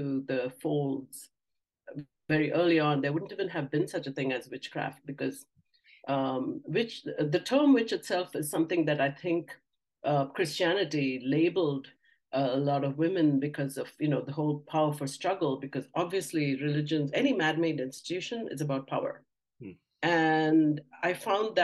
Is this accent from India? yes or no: yes; India; moved away; I grew up in India.